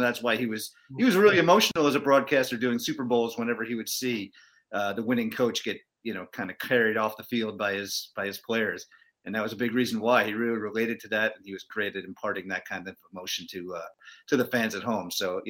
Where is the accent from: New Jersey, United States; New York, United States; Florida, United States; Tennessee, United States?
New York, United States; Growing up in New York, you know, we obviously got Summerall and Madden all the time.